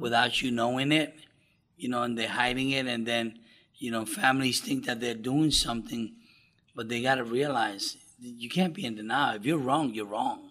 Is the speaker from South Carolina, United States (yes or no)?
no; New York, United States; I grew up in New York